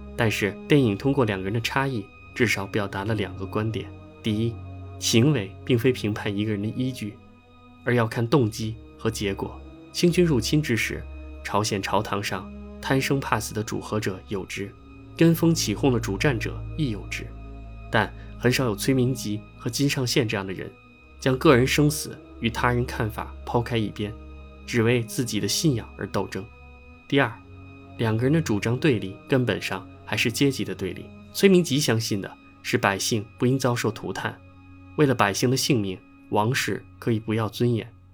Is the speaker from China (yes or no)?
yes; China; 作为中国人